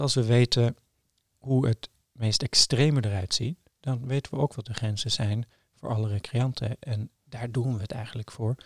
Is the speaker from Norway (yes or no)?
yes; Trondheim, Trøndelag, Norway; Dutch is a second language; moved away as an adult; now in Amsterdam, Netherlands; ik ben opgegroeid in Trondheim, heel leuke stad, maar vrij klein